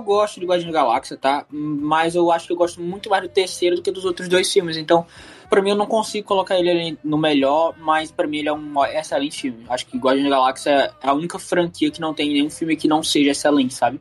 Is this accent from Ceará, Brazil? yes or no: yes; Ceará, Brazil; nasci no Ceará